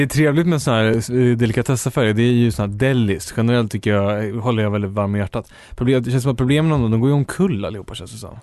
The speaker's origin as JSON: {"language": "Swedish", "region": "Uppland", "country": "Sweden", "said": "jag är från Uppland"}